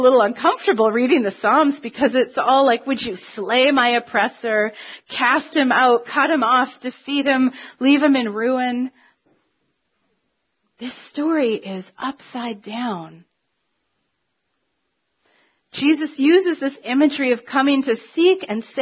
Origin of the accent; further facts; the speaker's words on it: Canada; we're Canadian